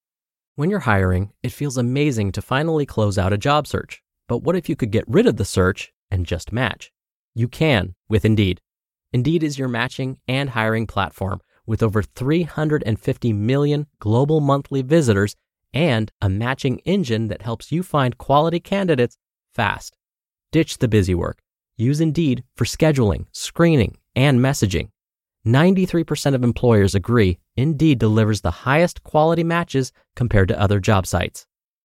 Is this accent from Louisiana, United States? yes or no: yes; Louisiana, United States; now in New Jersey, United States; Meanwhile, I'm from Louisiana, and I'm living over here in New Jersey